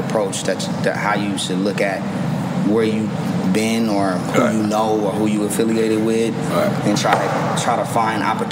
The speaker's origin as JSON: {"language": "English", "town": "Carson", "region": "California", "country": "United States", "said": "I'm from Carson"}